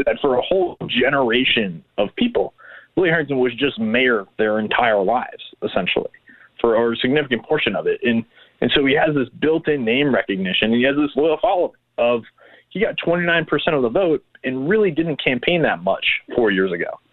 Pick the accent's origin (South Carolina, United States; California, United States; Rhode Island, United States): Rhode Island, United States; now in Memphis, United States; I'm from Rhode Island